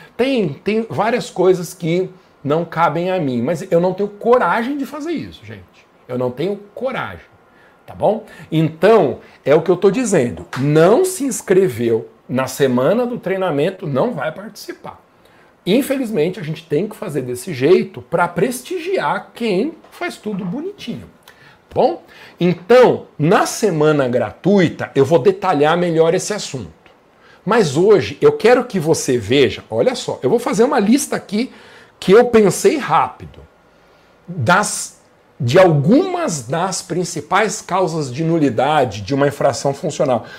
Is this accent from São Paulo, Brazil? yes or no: yes; Guarulhos, São Paulo, Brazil; Eu sou de Guarulhos